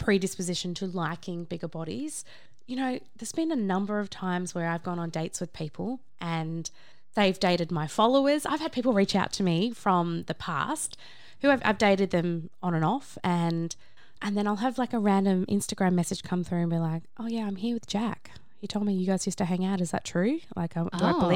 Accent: Australia; from Australia

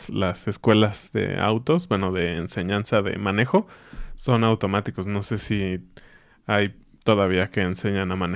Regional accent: Mexico; Como buen mexicano que nació en los ochentas

